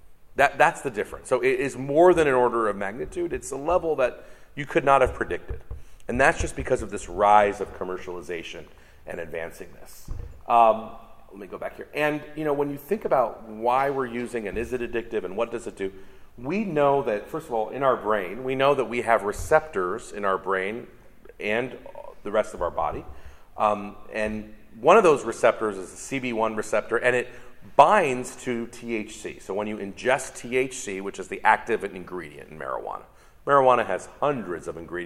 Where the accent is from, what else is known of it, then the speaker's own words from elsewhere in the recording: California, United States; it started in my home state, California, in 1996